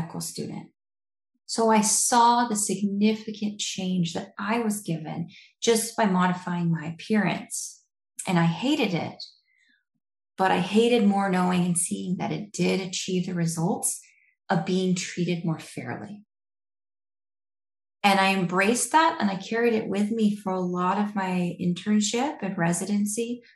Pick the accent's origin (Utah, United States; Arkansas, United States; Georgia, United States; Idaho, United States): Idaho, United States; moved away as an adult; also born or lived in Detroit; I am from Idaho